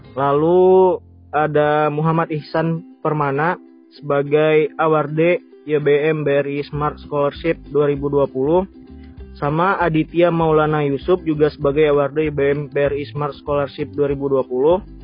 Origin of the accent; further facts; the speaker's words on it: Padang, West Sumatra, Indonesia; aku kan, eh, asalnya dari Padang. Dan kebetulan juga sekarang, eh, lagi di Padang juga